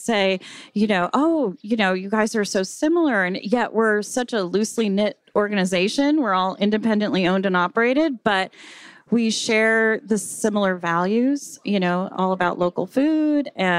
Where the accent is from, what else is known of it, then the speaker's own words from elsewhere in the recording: San Diego, California, United States; now in Santa Barbara, United States; I know. I'm one of those. So I came to go to UCSB and I studied film.